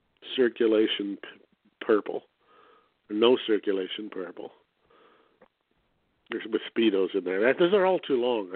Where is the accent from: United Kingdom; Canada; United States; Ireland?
Canada; I'm Canadian and that's how I am